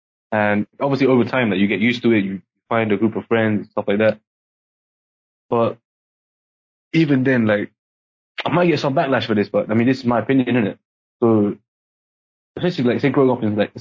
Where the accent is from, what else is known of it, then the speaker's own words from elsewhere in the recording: London, United Kingdom; first language English; moved away as an adult; now in Singapore; I moved from Singapore to London when I was 7, like with my whole family.